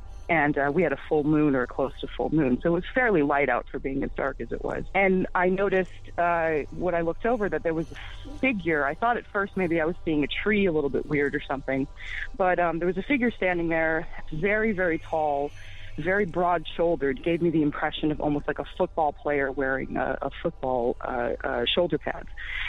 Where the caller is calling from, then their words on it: Western Massachusetts, United States; Hi, I'm calling from Massachusetts.